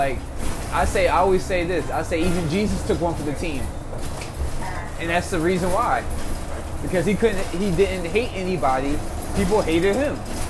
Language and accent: English; Philadelphia, Pennsylvania, United States; I'm from Philly